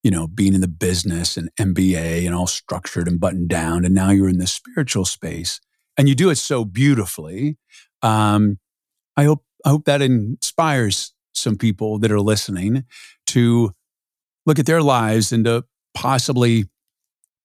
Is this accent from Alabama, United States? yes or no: no; San Diego, California, United States; I grew up in San Diego